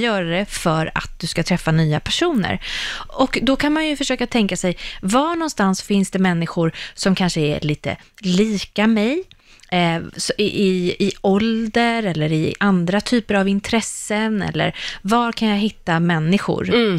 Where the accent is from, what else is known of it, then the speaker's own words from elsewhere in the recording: Sweden; vi svenskar